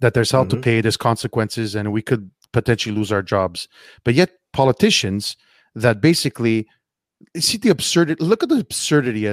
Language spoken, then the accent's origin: English; Montreal, Quebec, Canada; I'm ashamed to be a Montrealer